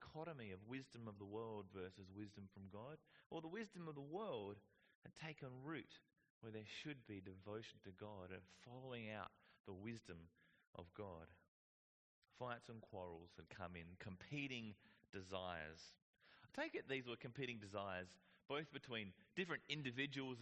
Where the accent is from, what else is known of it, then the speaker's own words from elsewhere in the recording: Whyalla, South Australia, Australia; I grew up in Whyalla.